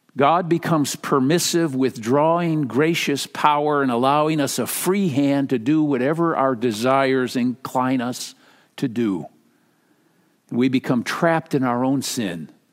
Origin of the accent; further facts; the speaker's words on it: Minnesota, United States; moved away; I'm from Minnesota